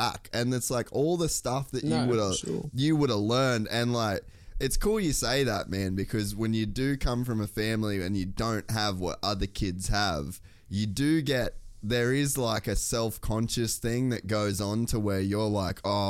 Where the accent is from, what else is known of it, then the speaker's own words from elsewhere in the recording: Cairns, Queensland, Australia; I grew up in Cairns